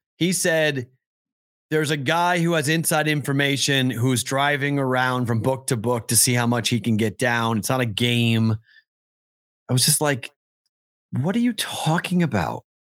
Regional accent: Boston, Massachusetts, United States; I'm from Boston

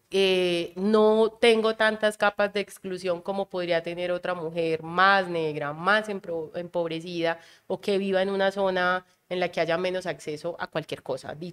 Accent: Caribbean coast, Colombia; que es el hecho de que yo no soy de Antioquia. Entonces, era una mezcla entre ser costeña y ser paisano.

